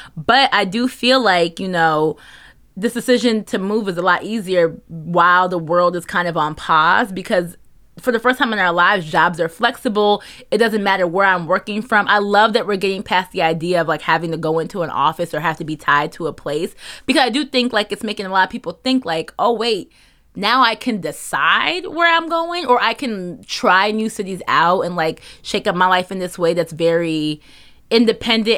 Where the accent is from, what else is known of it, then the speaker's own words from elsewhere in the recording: New Jersey, United States; moved away as an adult; also born or lived in New York; we're from New Jersey